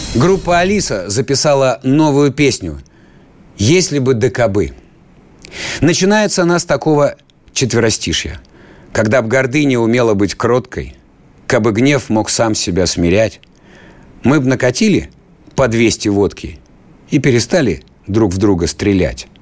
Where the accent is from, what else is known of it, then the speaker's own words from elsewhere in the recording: Siberia, Russia; я сибиряк